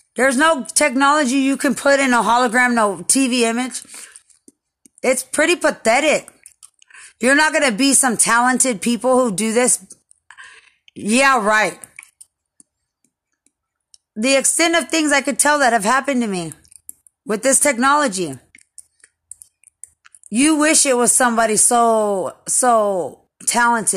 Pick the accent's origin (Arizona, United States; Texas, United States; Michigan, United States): Texas, United States; Lubbock; I'm from Lubbock